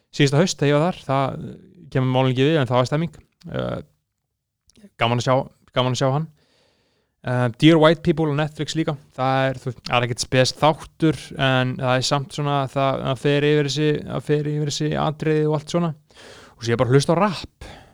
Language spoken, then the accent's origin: Icelandic; Iceland